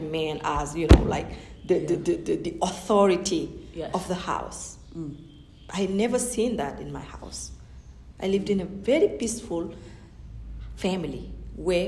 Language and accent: English; Senegal; first language Fulani; English is a second language; moved away; growing up in Senegal, I would speak Fulani in my house and Wolof and say that with my friends.